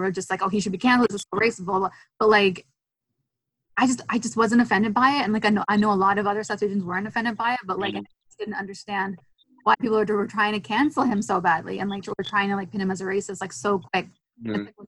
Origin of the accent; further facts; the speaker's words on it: Canada; I'm from Canada.